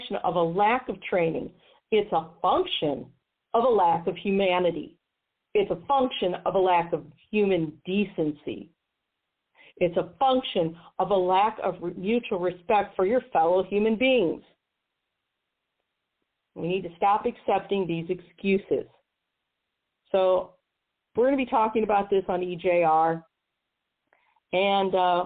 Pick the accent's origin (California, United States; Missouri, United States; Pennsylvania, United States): Missouri, United States; my home state of Missouri